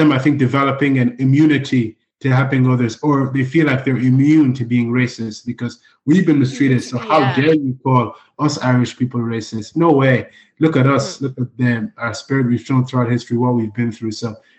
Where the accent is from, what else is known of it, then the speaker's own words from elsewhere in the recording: Nigeria; now in Ireland; Even in Nigeria, the tribalism that exists there, my home country, the civil war was fought in the 70s because the tribes had differences about the nature of the country